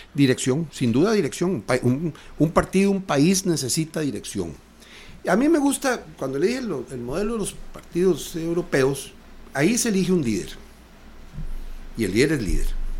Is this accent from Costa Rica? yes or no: yes; Costa Rica; todos somos costarricenses